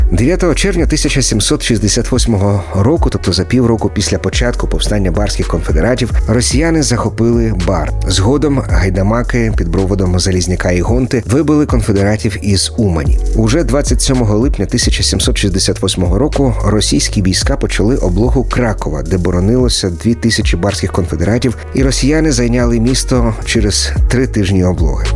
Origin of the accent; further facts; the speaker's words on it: Ukraine; поляки, але громадяни України